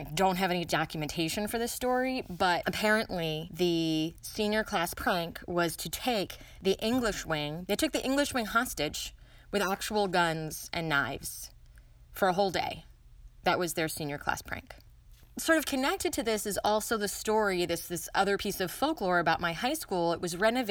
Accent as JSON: {"language": "English", "region": "Maryland", "country": "United States", "tie": "born or raised there", "said": "this high school is in what is now very definitely suburban D.C. Not actually in D.C., but in Maryland"}